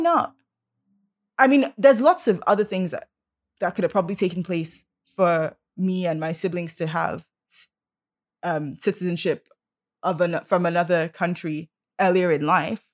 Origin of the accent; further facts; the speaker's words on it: Nigeria; now in Canada; we're proud to be Nigerian